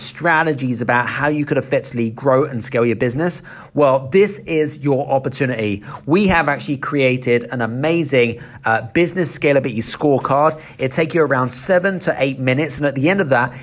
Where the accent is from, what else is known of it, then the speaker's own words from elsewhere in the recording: United Kingdom; I'm obviously coming from the UK as well